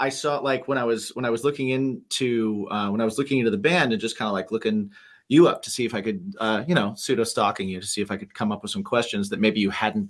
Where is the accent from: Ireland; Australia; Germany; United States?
United States; Lafayette, Indiana; moved away; also born or lived in Las Vegas; I'm actually from there, so to speak. Oh, no way. Yeah. I grew up like in near Purdue University, like Lafayette, which is about an hour south or an hour north of Indianapolis.